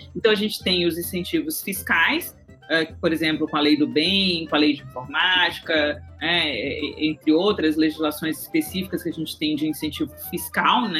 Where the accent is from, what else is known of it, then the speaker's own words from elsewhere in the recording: Brazil; also born or lived in São Luís, Maranhão; nós como, como brasileiros